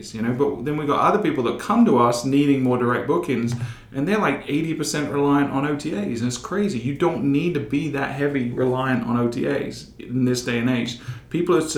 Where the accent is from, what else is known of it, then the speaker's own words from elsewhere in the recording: England, United Kingdom; now in United States; growing up in England